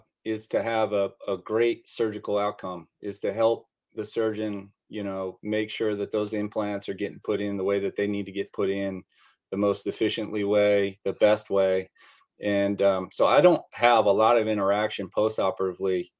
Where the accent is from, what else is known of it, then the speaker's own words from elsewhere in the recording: Bowie, Maryland, United States; I grew up in a town called Bowie, Maryland, which is about 15 miles northeast of Washington, D.C.